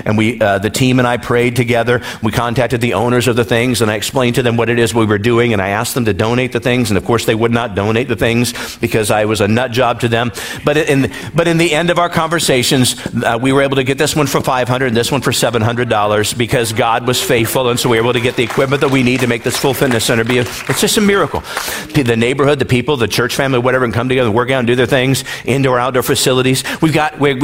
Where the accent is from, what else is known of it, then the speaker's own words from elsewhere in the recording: Iowa, United States; moved away; I was born and raised in the Midwest in Iowa.